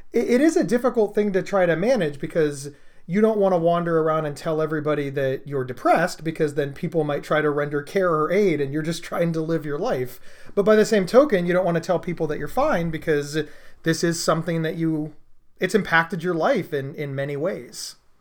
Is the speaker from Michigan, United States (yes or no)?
no; Columbus, Ohio, United States; I'm from Columbus, Ohio